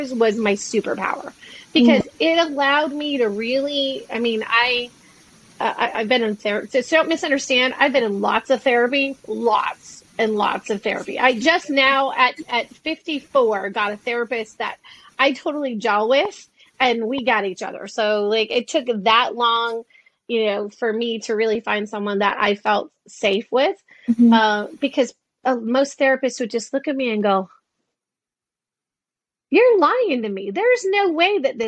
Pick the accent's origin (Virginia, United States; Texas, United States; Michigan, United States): Michigan, United States; Detroit; when I was a kid, I grew up in Detroit